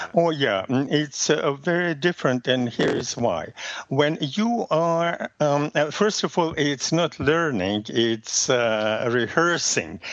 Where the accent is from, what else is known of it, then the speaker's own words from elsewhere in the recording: Russia; first language Russian; English is a second language; moved away; my native language is Russian